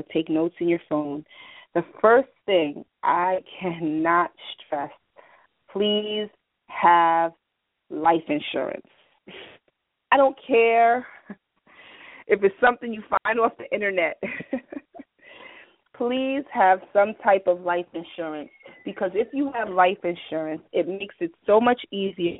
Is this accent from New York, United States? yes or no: yes; New York, United States; I'm from New York